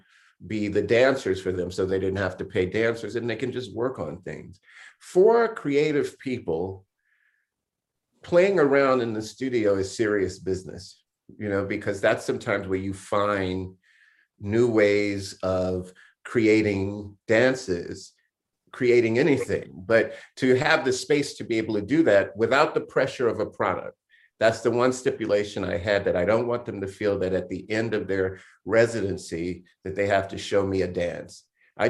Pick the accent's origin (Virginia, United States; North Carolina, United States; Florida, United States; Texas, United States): Florida, United States; Miami; also born or lived in Jacksonville, Florida; I grew up in Miami, Florida.